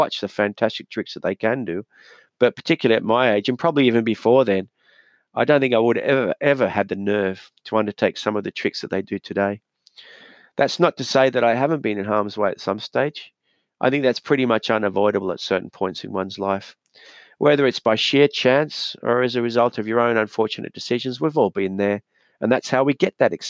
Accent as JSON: {"language": "English", "town": "Newcastle", "region": "New South Wales", "country": "Australia", "tie": "born or raised there", "said": "my hometown of Newcastle"}